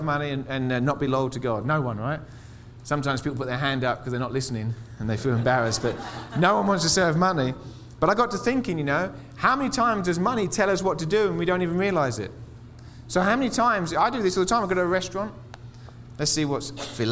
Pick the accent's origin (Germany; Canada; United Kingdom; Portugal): United Kingdom; England; moved away as an adult; now in Colorado Springs, United States; I'm from England. In England, they give us the TB vaccination as kids